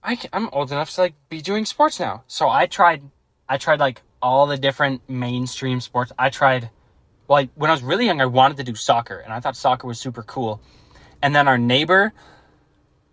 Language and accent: English; Minnesota, United States; we're from Minnesota